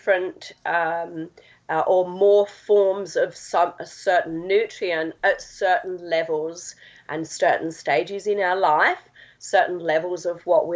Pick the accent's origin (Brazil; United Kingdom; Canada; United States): United Kingdom; Essex, East of England; From England. I'm an Essex girl.